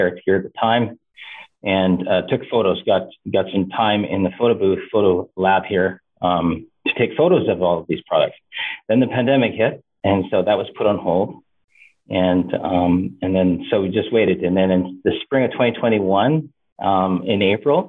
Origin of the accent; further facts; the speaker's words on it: Canada; also born or lived in Eastern Washington University; Even though I am Canadian, I have a lot of U.S. American connections.